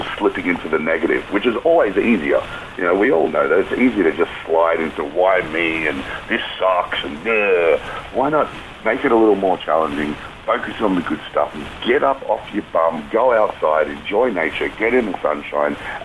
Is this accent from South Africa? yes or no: no; Australia; as an Australian and a military guy